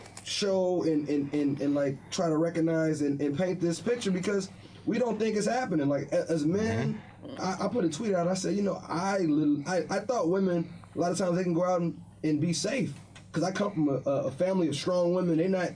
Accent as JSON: {"language": "English", "town": "Chicago", "region": "Illinois", "country": "United States", "said": "I'm from Chicago, so I didn't grow up in the Bronx"}